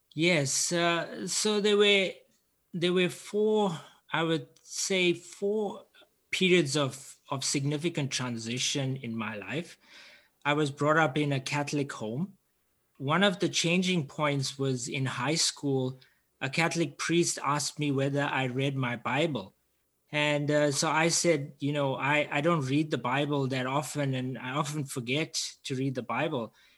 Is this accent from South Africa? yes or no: yes; Durban, KwaZulu-Natal, South Africa; I'm from Durban, South Africa, I grew up in quite a unique setting